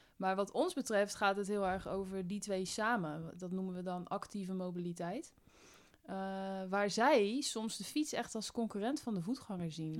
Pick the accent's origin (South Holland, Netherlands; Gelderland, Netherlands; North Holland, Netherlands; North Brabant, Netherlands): South Holland, Netherlands; Spijkenisse; moved away as an adult; now in Utrecht, Netherlands; En ik kom oorspronkelijk uit Spijkenisse.